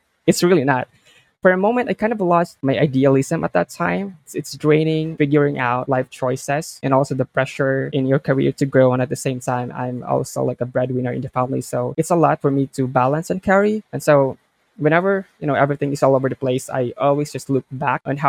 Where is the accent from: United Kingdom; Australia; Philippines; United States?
Philippines; I'm from the Philippines, and I've been working as a creative VA for Bibi for like 3 years now.